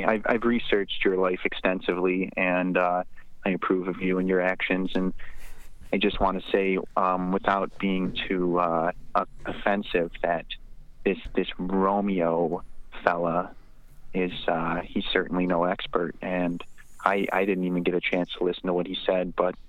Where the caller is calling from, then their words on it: West Alberta, Canada; I'm calling from West Alberta.